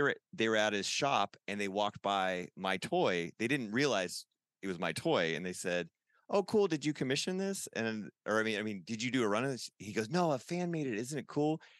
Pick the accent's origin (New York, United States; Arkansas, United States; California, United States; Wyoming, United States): California, United States; Huntington Beach; you're in my hometown